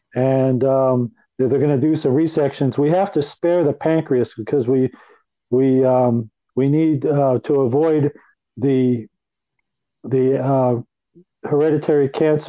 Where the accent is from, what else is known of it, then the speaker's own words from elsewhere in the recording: Chicago, Illinois, United States; also born or lived in Philadelphia; Okay, I was born in Philadelphia in November of 1960. My dad worked for the Pennsylvania Railroad, so we had relocated several times while I was growing up. And we ended up in the suburbs of Chicago, Illinois.